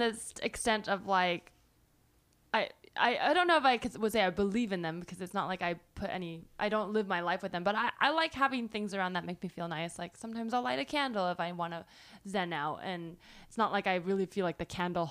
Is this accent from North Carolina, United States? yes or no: no; Bay Area, California, United States; I grew up in the Bay Area